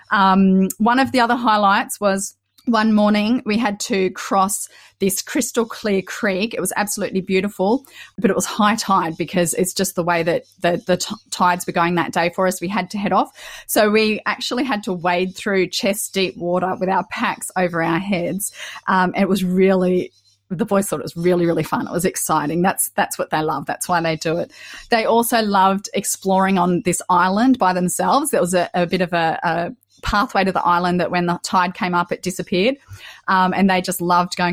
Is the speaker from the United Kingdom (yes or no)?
no; Australia; we're an Aussie family of five.